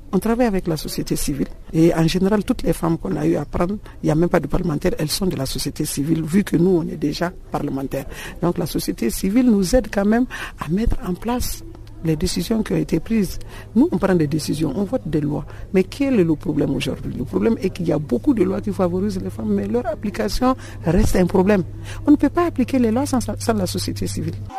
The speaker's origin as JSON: {"language": "French", "country": "Mali", "said": "je suis malienne"}